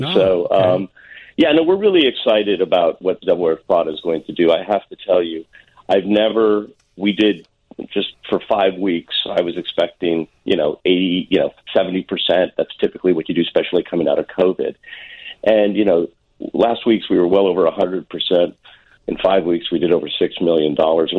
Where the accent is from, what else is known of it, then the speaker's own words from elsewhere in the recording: Deerfield, Illinois, United States; I grew up in Deerfield. I went to high school in Deerfield, Illinois